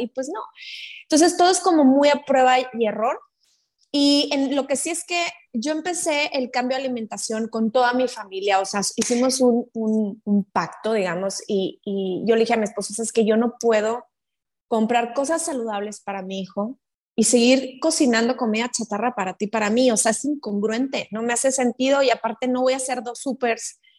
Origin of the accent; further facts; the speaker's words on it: Mexico; soy de México